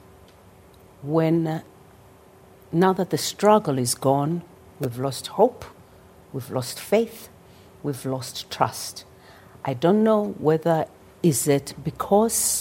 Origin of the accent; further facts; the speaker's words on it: Soweto, Gauteng, South Africa; growing up in Soweto as a child